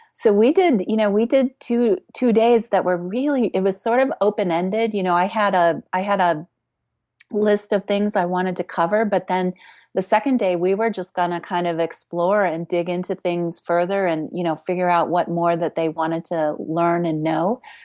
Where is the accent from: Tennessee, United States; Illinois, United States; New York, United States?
Illinois, United States; Chicago; I grew up in Chicago